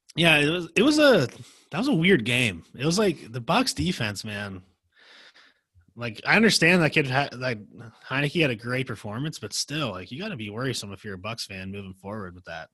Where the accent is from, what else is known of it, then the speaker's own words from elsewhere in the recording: Pittsburgh, Pennsylvania, United States; I'm from Pittsburgh